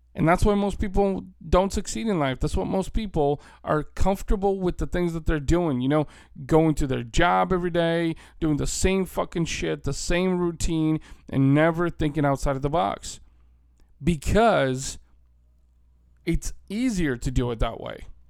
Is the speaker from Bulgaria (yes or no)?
yes; Bulgaria; now in United States; I'm an Eastern European. I was born in Bulgaria. My family immigrated to the United States almost thirty years ago now.